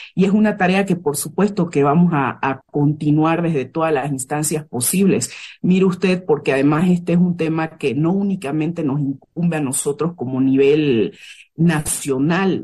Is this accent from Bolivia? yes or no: yes; Bolivia; nosotras como bolivianas